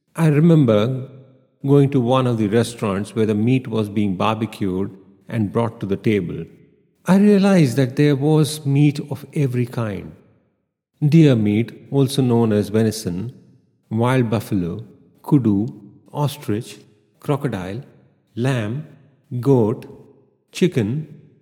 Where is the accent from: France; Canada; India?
India; Growing up in India